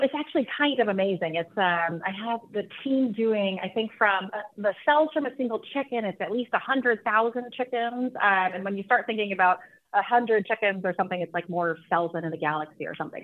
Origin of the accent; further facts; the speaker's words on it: Texas, United States; I am from Texas